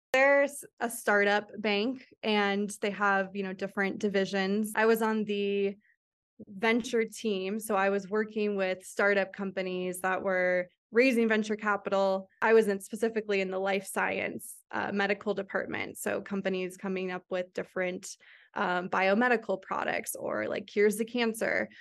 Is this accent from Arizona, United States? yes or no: yes; Phoenix, Arizona, United States; moved away as an adult; also born or lived in Santa Clara; I grew up in Phoenix, Arizona